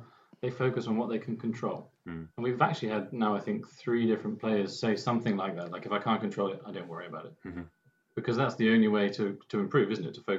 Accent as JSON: {"language": "English", "region": "England", "country": "United Kingdom", "said": "as an Englishman"}